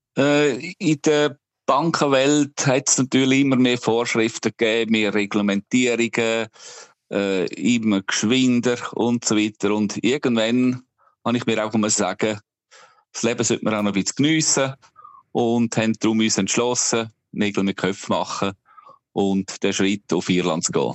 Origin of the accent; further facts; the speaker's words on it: Obertoggenburg, St. Gallen, Switzerland; moved away as an adult; now in Ireland; ich bin selber auf einem Bauernhof aufgewachsen im Obertoggenburg